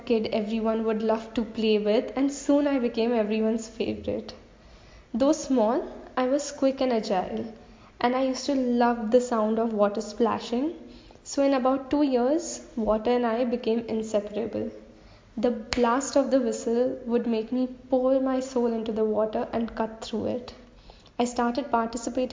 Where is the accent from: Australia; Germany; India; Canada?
India; Guwahati, Assam; I'm from Guwahati